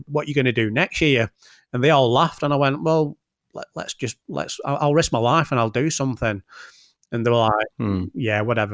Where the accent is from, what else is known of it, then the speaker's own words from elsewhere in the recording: Bolton, North West England, United Kingdom; from Bolton